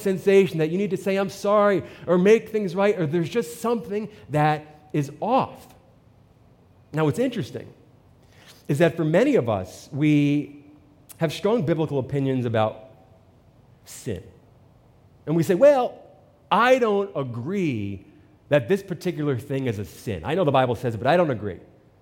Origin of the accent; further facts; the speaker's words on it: New Jersey, United States; I'm from New Jersey